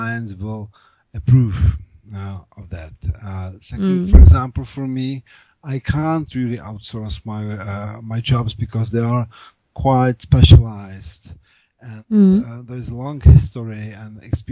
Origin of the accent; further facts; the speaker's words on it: Prague, Czechia; first language Czech; English is a second language; I'm native Czech. I was born in Prague, so I have lived here all my life